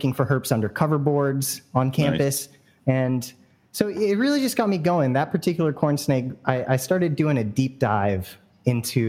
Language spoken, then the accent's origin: English; San Francisco Bay Area, California, United States; I grew up in the Bay Area here, San Francisco Bay Area